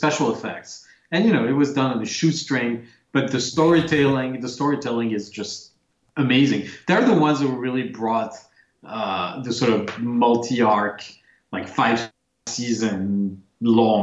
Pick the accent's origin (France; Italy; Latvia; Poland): France; moved away; I grew up in France